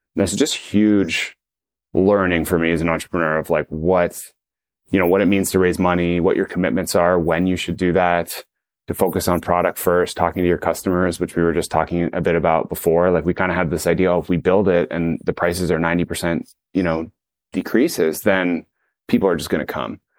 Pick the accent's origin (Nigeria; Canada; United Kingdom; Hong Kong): Canada; Toronto, Ontario; friends I grew up with in Toronto